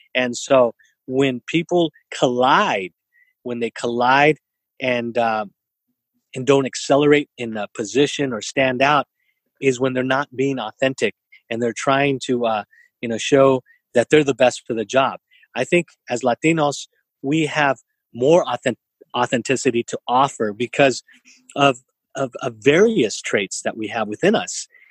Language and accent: English; San Jose, California, United States; now in Santa Clara, United States; I grew up in East San Jose. Today I live in Santa Clara